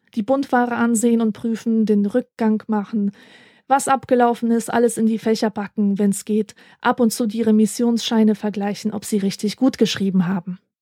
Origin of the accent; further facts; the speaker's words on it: Rhineland, Germany; also born or lived in Poland; wie man im Rheinland sagt, wo ich herkomme